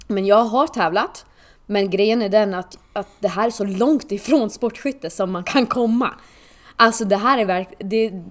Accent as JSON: {"language": "Swedish", "country": "Åland Islands", "moved": "as an adult", "lives_now": "Sweden", "said": "tills att jag flyttade nästan från eh, Åland som jag kommer ifrån"}